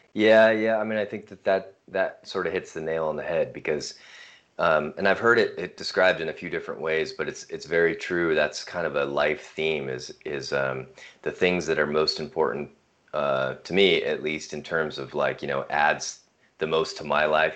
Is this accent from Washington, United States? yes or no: yes; north of Seattle, Washington, United States; moved away as an adult; also born or lived in Hawaii; now in Missoula, United States; We were raised uh, north of Seattle, which is uh, west of here in Washington State